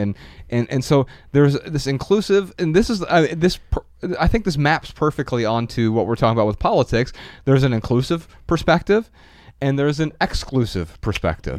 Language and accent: English; Dayton, Ohio, United States; we're from Dayton, Ohio.